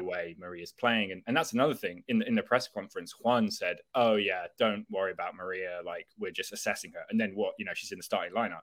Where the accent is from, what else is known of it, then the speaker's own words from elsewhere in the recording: England, United Kingdom; as an English person